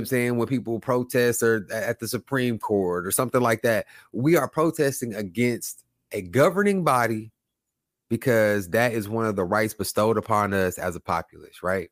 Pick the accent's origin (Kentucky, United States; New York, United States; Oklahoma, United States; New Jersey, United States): Oklahoma, United States; moved away as an adult; now in Houston, United States; I'm from Oklahoma. I've lived in Oklahoma, and now I live in Houston